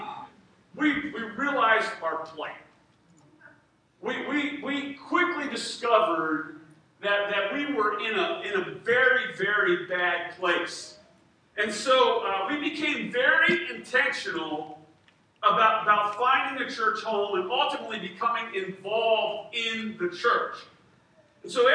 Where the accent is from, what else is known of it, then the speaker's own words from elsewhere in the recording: Harrisburg, Pennsylvania, United States; also born or lived in Redondo Beach, California; I grew up in Harrisburg.